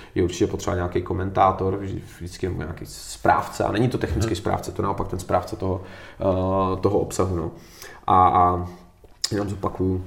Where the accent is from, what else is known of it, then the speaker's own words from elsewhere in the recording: Czechia; A my jsme Češi